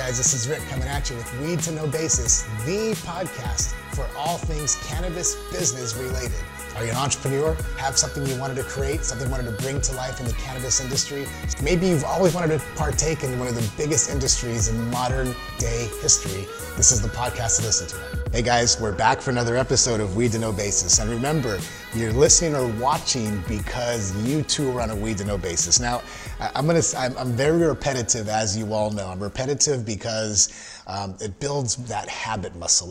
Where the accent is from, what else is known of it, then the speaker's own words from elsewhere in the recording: Los Angeles, California, United States; now in Texas, United States; I, am from, originally from Southern Cal, from